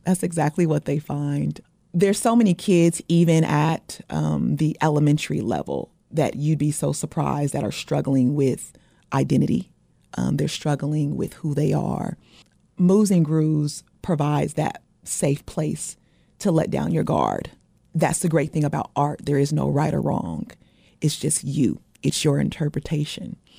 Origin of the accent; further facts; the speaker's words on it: Portland, Oregon, United States; moved away; I'm originally from Portland, Oregon, um, the Great Northwest